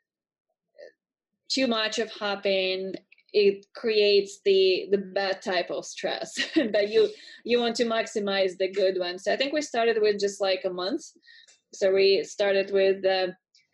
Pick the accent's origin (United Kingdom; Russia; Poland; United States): Russia; moved away as an adult; I'm originally from Russia